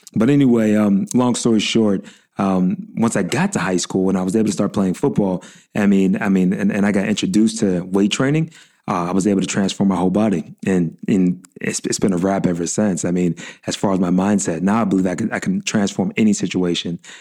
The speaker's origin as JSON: {"language": "English", "town": "Pittsburgh", "region": "Pennsylvania", "country": "United States", "tie": "born or raised there", "said": "I was born and raised in Pittsburgh"}